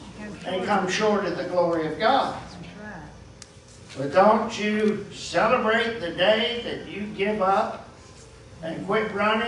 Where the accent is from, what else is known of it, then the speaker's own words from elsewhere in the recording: West Virginia, United States; When I was a boy growing up in West Virginia